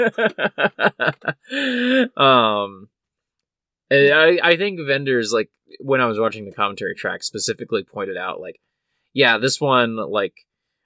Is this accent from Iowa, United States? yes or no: no; Kansas City, Missouri, United States; I grew up in Kansas City.